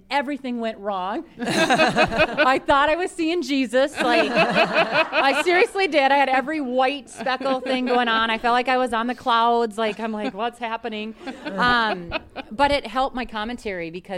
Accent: Minnesota, United States; being Minnesotan

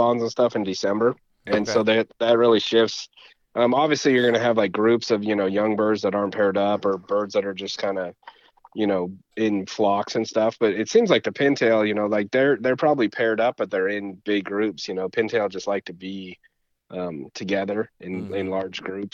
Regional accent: United States; I grew up in Lake Tahoe, and so it's kind of in between California and Nevada right there.

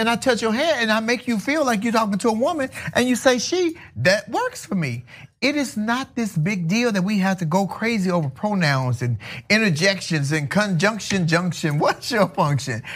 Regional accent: Chicago, Illinois, United States; moved away as an adult; now in California, United States; I'm from Chicago originally

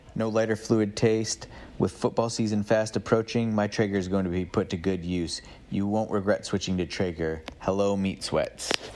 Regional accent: Tully, New York, United States; also born or lived in Cortland, New York; I grew up about 10 minutes north in Tully, New York, on a small lake

